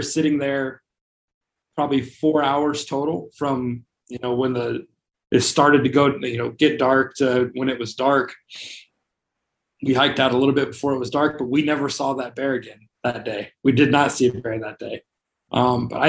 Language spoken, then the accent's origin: English; Las Vegas, Nevada, United States; I'm from Vegas.